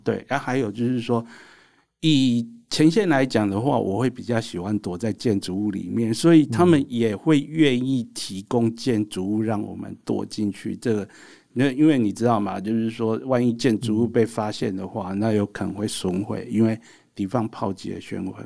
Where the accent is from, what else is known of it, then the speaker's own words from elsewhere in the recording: Taiwan; 我们台湾人要对自己有信心